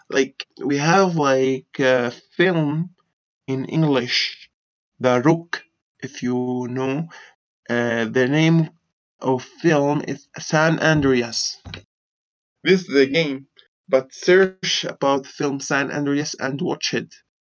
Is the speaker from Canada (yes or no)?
no; Syria; English is a second language